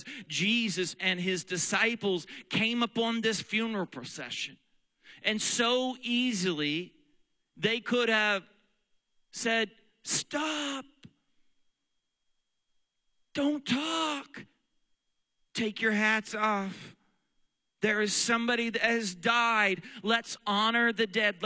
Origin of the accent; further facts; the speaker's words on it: Weatherford, Oklahoma, United States; also born or lived in Texas; now in Pennsylvania, United States; When I was a little boy growing up in Weatherford, Oklahoma, Western Oklahoma, there is nothing out there